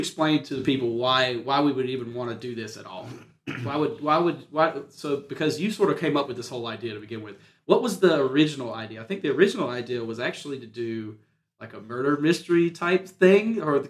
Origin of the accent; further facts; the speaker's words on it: Wilcox County, Georgia, United States; moved away as an adult; also born or lived in Americus, Georgia; now in Tifton, United States; I am from Wilcox County originally, but I moved to America's to pursue a degree at GSW, which is the local college here in America's.